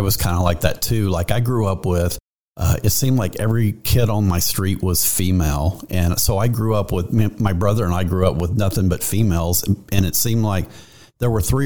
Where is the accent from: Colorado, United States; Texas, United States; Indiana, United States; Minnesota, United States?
Texas, United States; Pasadena; I grew up in Pasadena myself, and I graduated from high school in the Pasadena school district